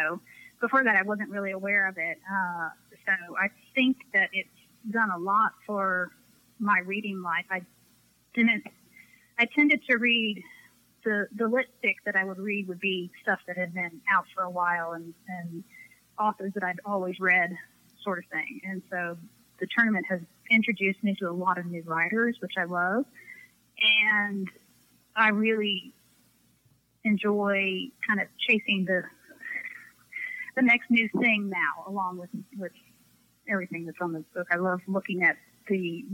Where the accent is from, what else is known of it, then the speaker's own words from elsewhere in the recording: Houston, Texas, United States; I'm from Houston.